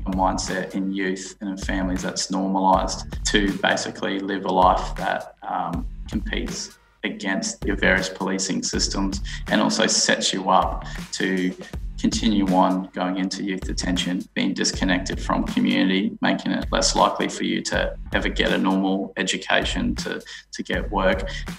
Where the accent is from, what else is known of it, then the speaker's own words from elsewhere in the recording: Townsville, Queensland, Australia; Yeah, so I actually grew up probably at a really interesting time in Townsville. So I was born in 91.